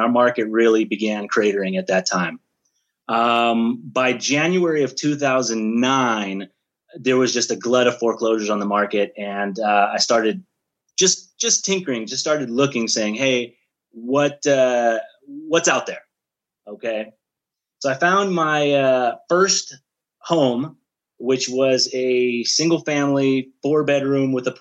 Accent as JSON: {"language": "English", "area": "Bay Area", "region": "California", "country": "United States", "said": "I'm originally from the Bay Area, California"}